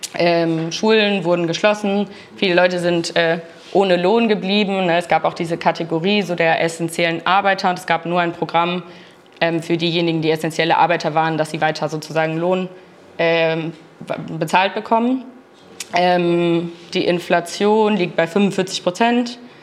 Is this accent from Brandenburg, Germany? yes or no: no; Berlin, Germany; ich komme aus Berlin